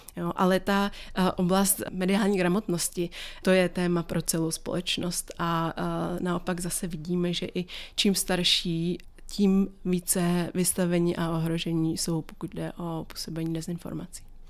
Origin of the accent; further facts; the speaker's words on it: Czechia; jako Češi